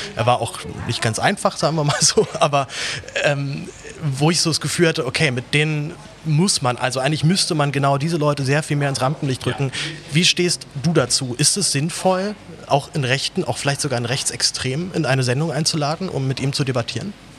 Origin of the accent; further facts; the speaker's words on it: Berlin, Germany; also born or lived in Reutlingen; ich komme aus Berlin